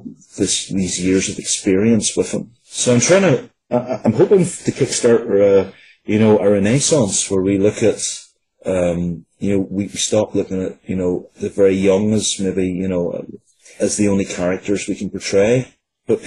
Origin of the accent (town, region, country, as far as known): Northern Ireland, United Kingdom; born or raised there